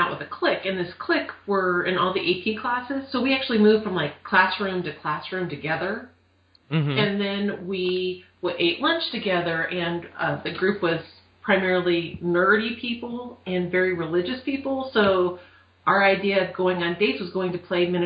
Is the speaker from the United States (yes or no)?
yes; Southern California, United States; I'm born and raised in Southern California